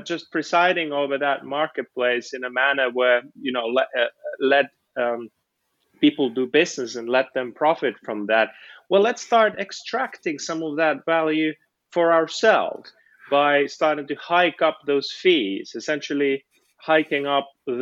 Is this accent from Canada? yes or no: no; Helsinki, Uusimaa, Finland; moved away as an adult; now in Oxford, United Kingdom; In Finland, I'm from Helsinki